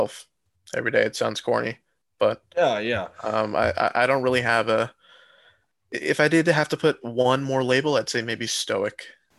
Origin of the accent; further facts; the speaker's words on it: United States; American, in the sense that I'm American. Like, I've been here my whole life, grew up here, I'm a citizen, but my household is like Pakistani American